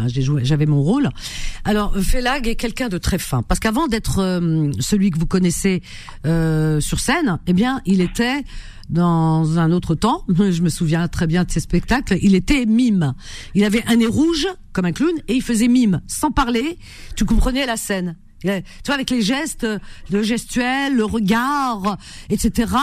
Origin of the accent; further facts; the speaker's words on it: Algeria; moved away; en Algérie, dans ma ville natale